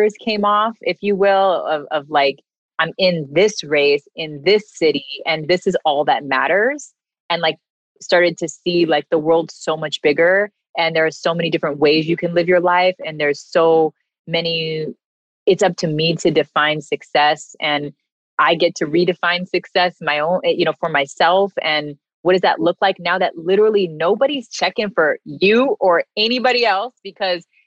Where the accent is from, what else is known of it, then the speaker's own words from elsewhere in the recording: California, United States; moved away as an adult; also born or lived in New York; I'm from California originally. My family is here